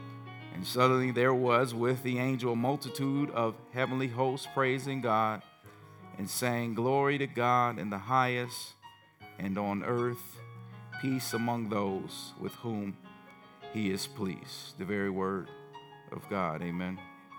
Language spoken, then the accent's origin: English; Gary, Indiana, United States; growing up in Gary, we only saw the Chicago channels